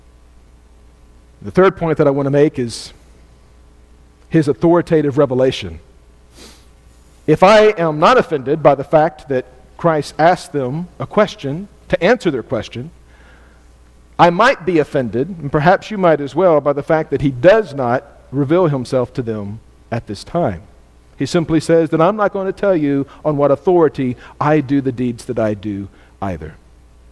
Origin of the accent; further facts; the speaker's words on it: United States; I'm an American student